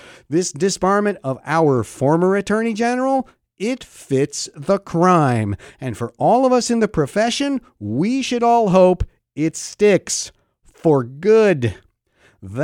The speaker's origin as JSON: {"language": "English", "region": "Pennsylvania", "country": "United States", "tie": "born or raised there", "said": "my home state of Pennsylvania"}